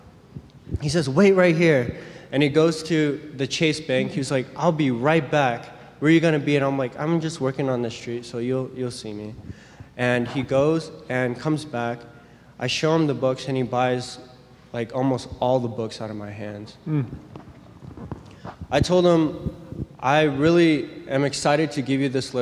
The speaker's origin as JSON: {"language": "English", "region": "California", "country": "United States", "said": "I'm from California"}